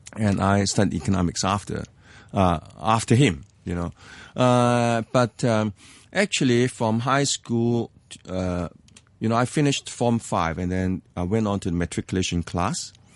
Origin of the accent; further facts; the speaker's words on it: Hong Kong; English is a second language; I was born in Hong Kong. I, I grew up in Hong Kong.